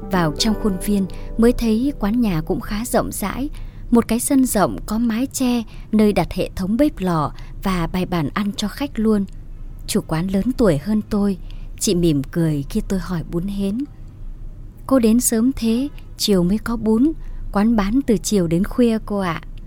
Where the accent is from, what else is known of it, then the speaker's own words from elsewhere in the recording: Phu Xuyen, Hanoi, Vietnam; ở một vùng đồng chiêm trũng ngoại ô Hà Nội, thị trấn Phú Xuyên quê tôi.